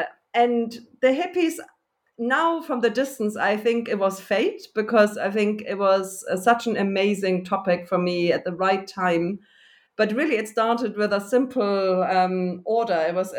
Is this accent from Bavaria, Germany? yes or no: yes; Munich, Bavaria, Germany; moved away as an adult; also born or lived in United Kingdom; I'm originally from Germany, and actually I have just recently ended up back in Germany, but in between I spent most of my academic career in the United Kingdom, where I went already as an undergraduate